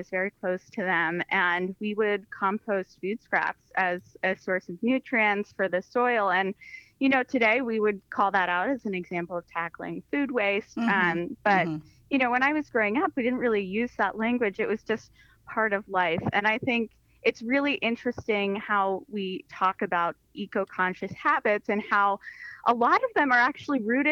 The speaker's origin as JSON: {"language": "English", "area": "near Punxsutawney", "region": "Western Pennsylvania", "country": "United States", "tie": "born or raised there", "moved": "yes", "lives_now": "Washington, D.C. metro area, United States", "said": "where I grew up is actually pretty different from here where I'm calling in from. So it's a rural part of Western PA, northeast of Pittsburgh"}